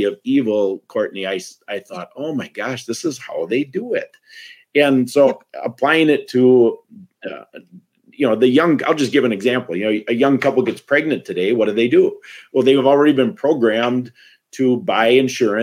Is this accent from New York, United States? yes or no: no; Wisconsin, United States; I'm from Wisconsin